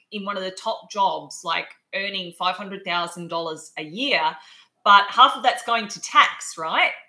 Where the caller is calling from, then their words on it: Adelaide, South Australia, Australia; I'm zooming in from Adelaide, um, but obviously, that's the beauty of technology.